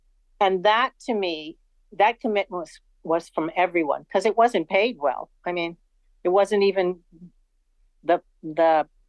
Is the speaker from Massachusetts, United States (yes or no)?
yes; Boston, Massachusetts, United States; Well, I'm actually from Boston.